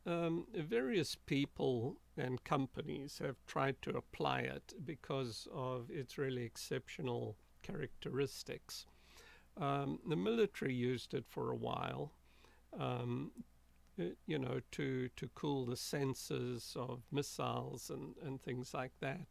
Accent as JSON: {"language": "English", "country": "South Africa", "tie": "born or raised there", "moved": "yes", "said": "I grew up in South Africa. That's where I was born in a small rural town uh, about 80 miles from Johannesburg"}